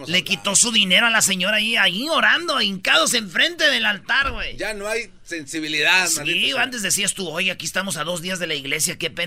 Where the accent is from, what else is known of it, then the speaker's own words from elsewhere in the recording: Michoacán, Mexico; Pues somos de Michoacán, no de Londres, güey.